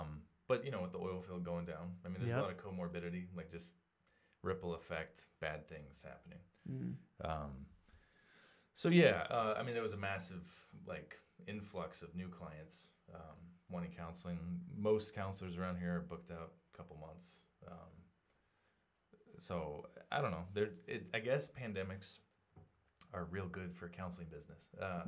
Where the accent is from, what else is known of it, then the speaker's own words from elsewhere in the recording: Portland, United States; now in Sidney, United States; I grew up in Portland and homeschooled for the first 6 years of elementary, and then went to public school.